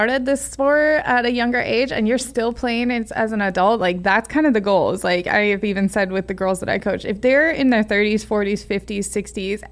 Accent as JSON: {"language": "English", "region": "Southern California", "country": "United States", "tie": "born or raised there", "said": "I was born and raised in SoCal, like in the 80s, grew up with this."}